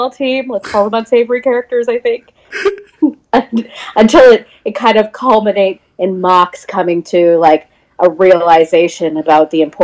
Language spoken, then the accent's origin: English; Sydney, Nova Scotia, Canada; also born or lived in St. Catharines, Ontario; now in Ottawa, Canada; I was born in St. Catharines, Ontario, raised in Sydney, Nova Scotia, and now living in Ottawa, Ontario.